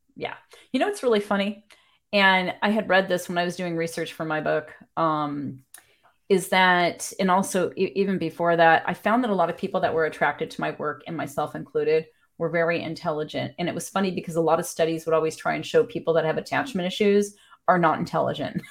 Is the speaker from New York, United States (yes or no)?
no; Wisconsin, United States; moved away; my home state